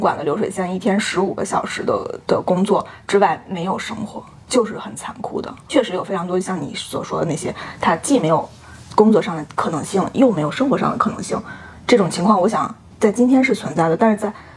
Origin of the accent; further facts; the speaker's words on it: China; 我说我来自中国